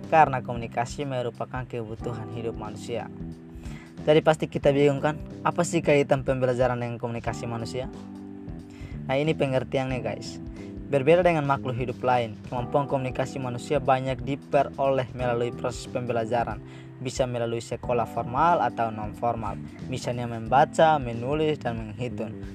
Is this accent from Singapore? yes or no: no; Timor-Leste; Dan aku berasal dari Timor Leste. Karena asalku dari Timor Leste, jadi aku menamakan podcastku Timless Youth.